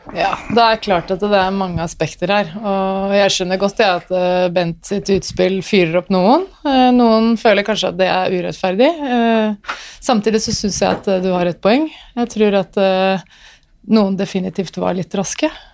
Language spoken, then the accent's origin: Norwegian; Norway; jeg er født i Norge